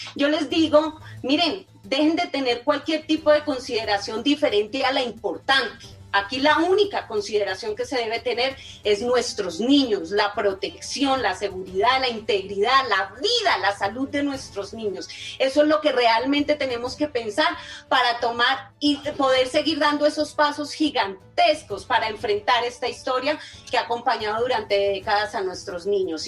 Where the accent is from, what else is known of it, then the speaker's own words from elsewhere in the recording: Colombia; nosotros sí somos mejores colombianos